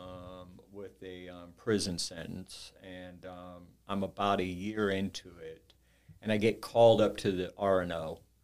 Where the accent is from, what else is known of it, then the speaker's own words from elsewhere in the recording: Orange County, Southern California, United States; now in Saint Louis, United States; I grew up in Southern California, Orange County.